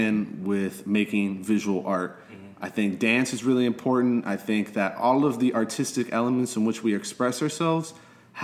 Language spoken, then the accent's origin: English; Miami, Florida, United States; also born or lived in Philadelphia; I was born and raised here in Little Havana